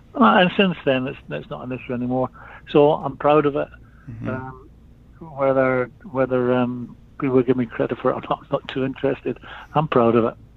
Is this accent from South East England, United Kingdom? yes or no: no; Edinburgh, Scotland, United Kingdom; I'm from Edinburgh